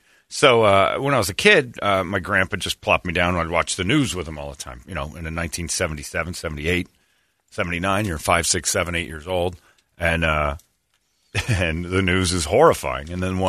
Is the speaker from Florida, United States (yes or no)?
no; Indiana, United States; since I felt some odd connection to that as a child growing up in Northwestern Indiana, which is basically East Chicago now.